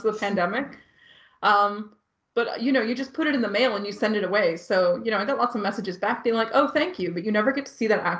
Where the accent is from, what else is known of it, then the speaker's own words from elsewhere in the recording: Canada; also born or lived in Ireland; now in Norway; I am Canadian, even though I'm here in Norway, spent some time living in Ireland